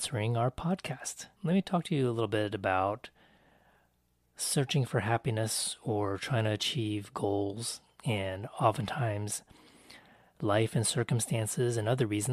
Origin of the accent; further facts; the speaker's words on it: United States; I am Taiwanese American.